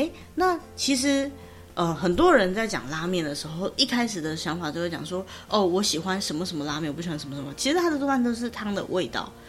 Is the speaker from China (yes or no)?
no; Taiwan; 我们小时候在台湾吃的乌龙面就是粗的嘛。